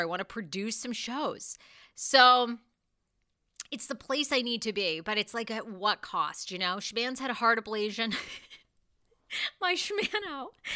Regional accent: Wiscasset, Maine, United States; moved away; I did go back to Maine, my home state. You know, I grew up in Wiskasset, Maine

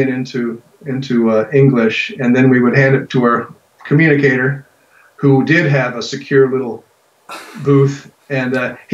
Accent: American Southwest, United States; I grew up in the American Southwest, in the late 60s and 70s

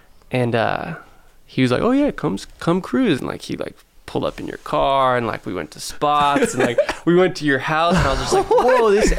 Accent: St. Helena, California, United States; it's my hometown.

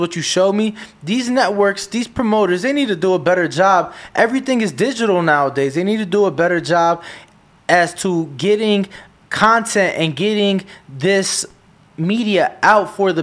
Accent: Chicago, Illinois, United States; I'm from Chicago. You know, I love my city

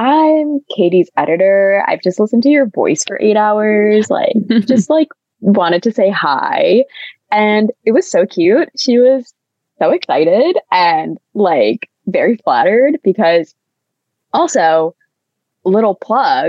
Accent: Midwest, United States; accent: Midwestern; I deeply identify with being Midwestern

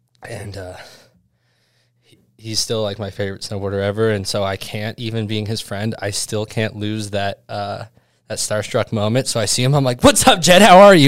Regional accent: Mammoth Lakes, California, United States; Yeah, my parents met in Mammoth, and my brother was actually born there. I spent a lot of time growing up in Mammoth.

